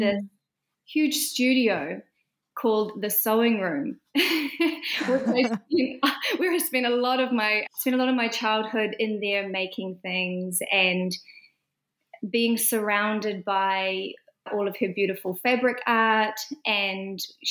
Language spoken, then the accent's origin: English; Fern Flat, Northland, New Zealand; now in Auckland, New Zealand; I grew up in a small rural community in the far north called Fern Flat